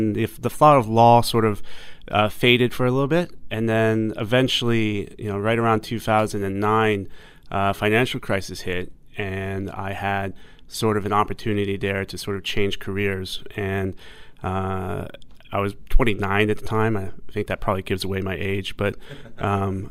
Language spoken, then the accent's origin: English; New York, United States; moved away as an adult; now in Hong Kong; I'm technically from the U.S. I was born in New York, in Flushing, Queens, as most Asian Americans are born on the East Coast, and grew up most of my life in the U.S., but then about half my life here in Hong Kong